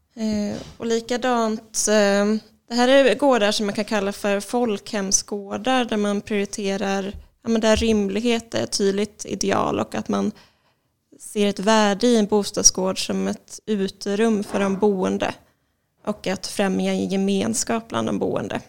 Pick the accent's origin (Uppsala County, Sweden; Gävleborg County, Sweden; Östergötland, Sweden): Östergötland, Sweden; Linköping; moved away as an adult; also born or lived in Karlskrona; now in Malmö, Sweden; jag är ursprungligen från Linköping och sen så har jag bott i Malmö sedan 2011.